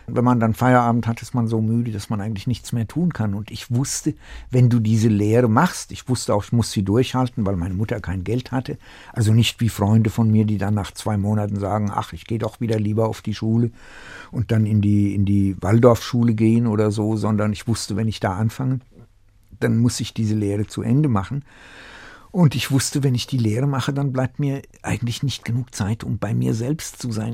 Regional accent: Staufenberg, Hesse, Germany; also born or lived in Tachov, Bohemia / Uzès, France; in meiner Kindheit im Dorf, der war auf Hessisch

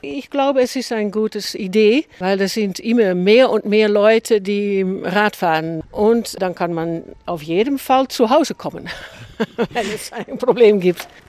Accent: Netherlands; ich komme aus Holland

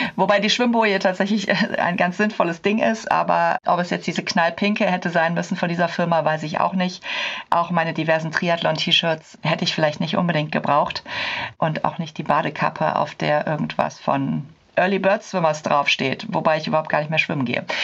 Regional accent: Cologne, North Rhine-Westphalia, Germany; ich komme aus Köln.

